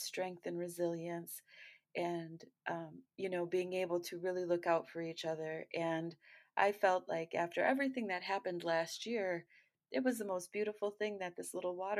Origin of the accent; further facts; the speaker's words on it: Great Lakes, United States; I'm from the Great Lakes region.